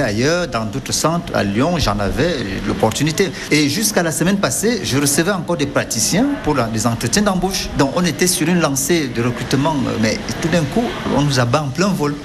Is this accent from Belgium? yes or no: yes; Belgium; moved away as an adult; now in Saint-Étienne, France; je viens de Belgique